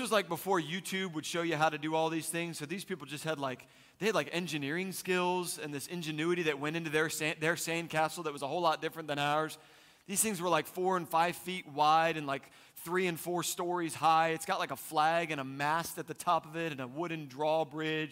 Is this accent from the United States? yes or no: yes; East Coast, United States; Growing up, I was raised on the East Coast, and we would go just about every summer to the Jersey Shore